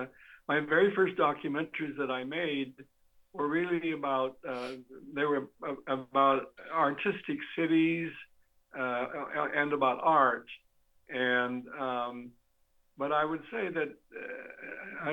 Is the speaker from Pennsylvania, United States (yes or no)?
no; Klamath Falls, Oregon, United States; I'm a guy who was born and brought up in Klamath, not born, but brought up in Klamath Falls, Oregon